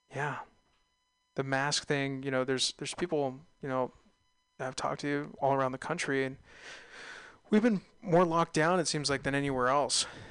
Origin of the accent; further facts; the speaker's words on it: California, United States; being Californian, being California natives